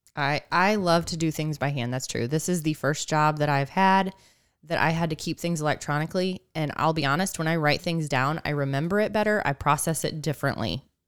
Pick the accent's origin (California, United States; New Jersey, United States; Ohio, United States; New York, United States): Ohio, United States; Northeast; now in Missouri, United States; I grew up in Northeast Ohio